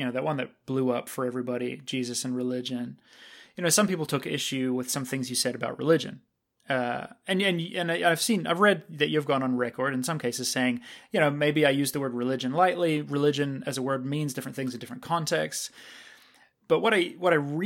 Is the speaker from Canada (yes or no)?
yes; Canada